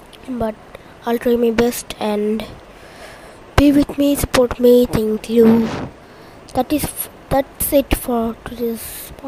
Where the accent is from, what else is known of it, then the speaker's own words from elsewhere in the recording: Bangladesh; I'm from Bangladesh